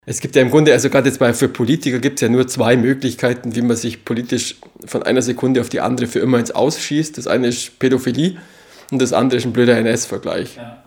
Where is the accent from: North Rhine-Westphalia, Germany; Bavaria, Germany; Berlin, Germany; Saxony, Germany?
Bavaria, Germany; Allgäu; das steht für Heimat, also für meine Heimat